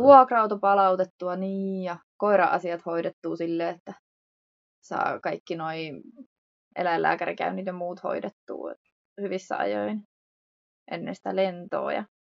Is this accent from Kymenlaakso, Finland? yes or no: no; Hyvinkää, Uusimaa, Finland; moved away as an adult; also born or lived in Cyprus; kotosin me ollaan Hyvinkäältä.